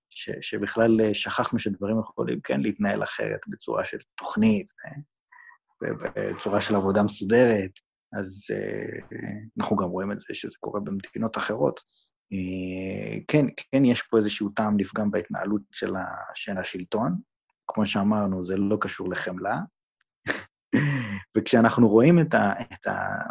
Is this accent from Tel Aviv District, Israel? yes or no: no; Jerusalem, Jerusalem District, Israel; moved away; בתור ירושלמי לשעבר